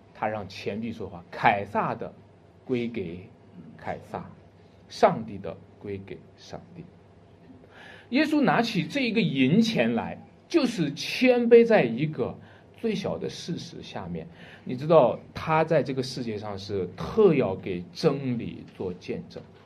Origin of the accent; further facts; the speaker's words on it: China; 我们中国人都喜欢讲理哈